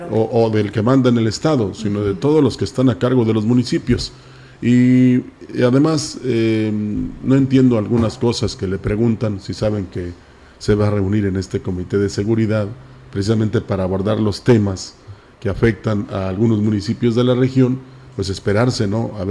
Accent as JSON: {"language": "Spanish", "country": "Mexico", "said": "No, pues soy mexicano."}